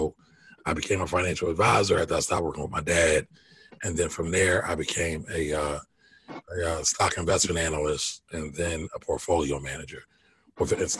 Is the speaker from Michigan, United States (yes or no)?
no; Philadelphia, Pennsylvania, United States; born and raised in Philly, uptown kid